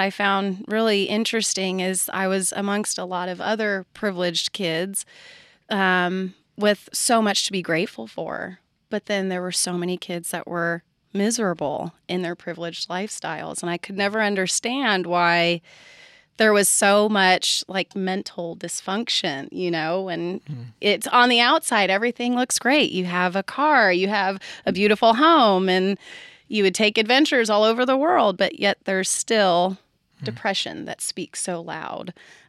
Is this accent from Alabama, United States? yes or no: no; California, United States; I'll start by saying that I was raised in California.